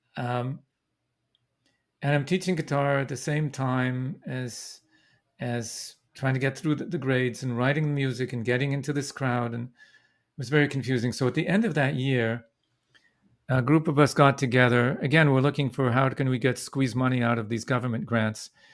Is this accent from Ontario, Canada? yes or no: no; Vancouver, British Columbia, Canada; now in Brooklyn, United States; I was born in Vancouver.